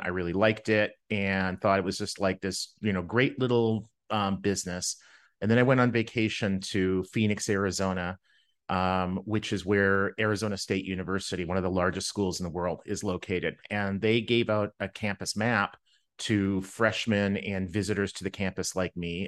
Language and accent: English; Winnipeg, Manitoba, Canada; I grew up in Winnipeg, Canada